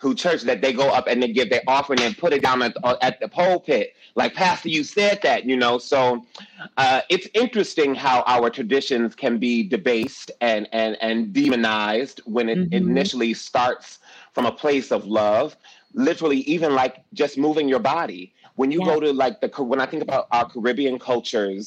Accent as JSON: {"language": "English", "town": "Detroit", "region": "Michigan", "country": "United States", "tie": "born or raised there", "said": "Growing up in Detroit"}